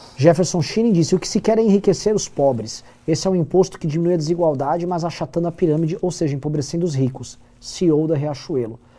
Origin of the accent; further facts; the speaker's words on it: Brazil; eu sou do Brasil.